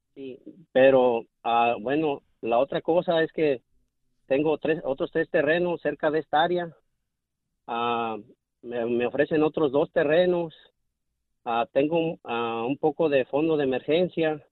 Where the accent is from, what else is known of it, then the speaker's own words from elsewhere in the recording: Mexico; now in Houston, United States; soy mexicano, vivo en Houston